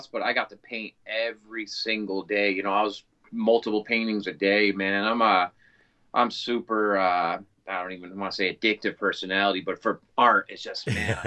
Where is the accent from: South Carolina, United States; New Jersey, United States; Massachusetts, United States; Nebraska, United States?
Massachusetts, United States; moved away as an adult; also born or lived in San Francisco, California; I'm from Massachusetts originally, so I moved back out here